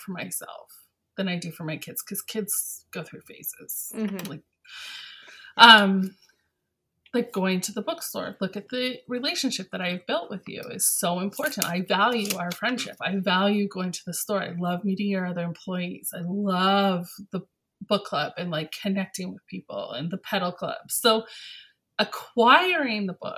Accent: London, Ontario, Canada; I'm from London, Ontario

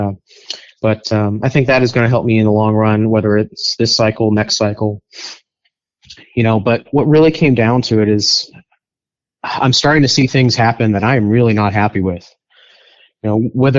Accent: Western Pennsylvania, United States; moved away as an adult; now in Virginia, United States; I'm not a native Virginian or Washingtonian. I'm actually from Western Pennsylvania

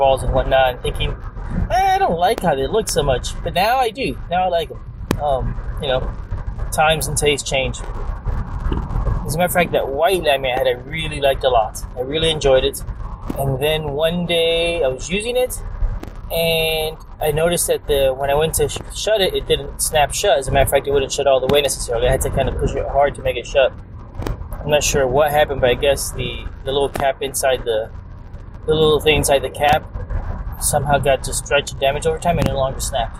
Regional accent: Hialeah, Florida, United States; moved away as an adult; also born or lived in San Francisco; We grew up in South Florida, in Hialeah, Florida

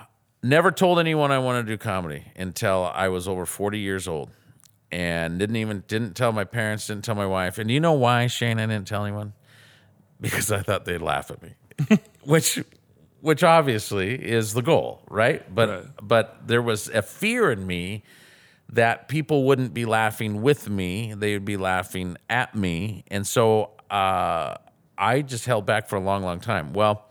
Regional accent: Sumner, Washington, United States; I grew up in a fantastic family, fantastic home, actually in Sumner. I grew up near Lake Taps.

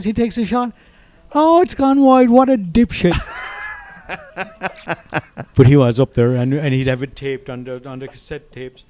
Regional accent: Newmarket, Munster, Ireland; I was born in a small town in North Cork, Newmarket, same as your dad.

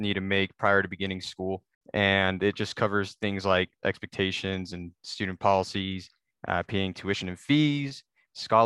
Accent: Hyrum, Utah, United States; I am from Hiram, Utah, just 15 minutes south from Logan

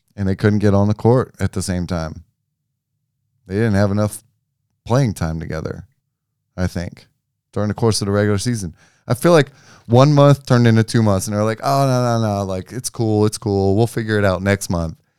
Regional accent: Memphis, Tennessee, United States; I'm from Memphis

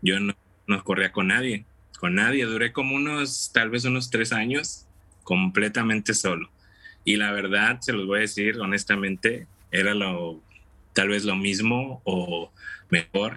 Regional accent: Tampico, Tamaulipas, Mexico; moved away as an adult; also born or lived in Matamoros, Mexico; now in Dallas, United States; yo soy originario de Tampico, Tamaulipas, México.

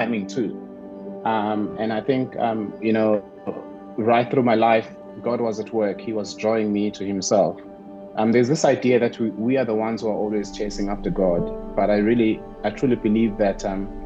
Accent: Ulundi, KwaZulu-Natal, South Africa; also born or lived in Mtubatuba; I was born in Northern KZN. You know, I grew up in Mdubaduba and another small town called Ulundi.

